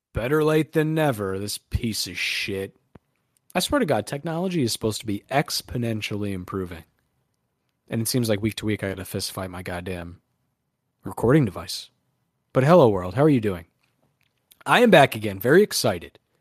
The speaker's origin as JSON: {"language": "English", "region": "New York", "country": "United States", "said": "we're both from New York"}